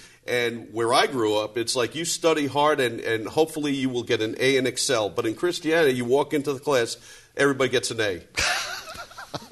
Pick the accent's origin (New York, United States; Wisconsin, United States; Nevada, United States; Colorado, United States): New York, United States; New York City; I grew up in New York City, in that area where everybody is judgmental.